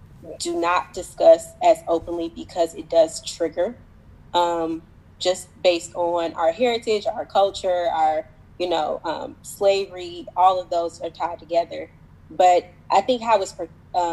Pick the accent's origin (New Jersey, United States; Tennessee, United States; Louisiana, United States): Tennessee, United States; Nashville; moved away as an adult; also born or lived in DMV area (Washington, D.C. metro); now in Washington, D.C. area, United States; I'm from Nashville, Tennessee. I moved to the DMV area late 2018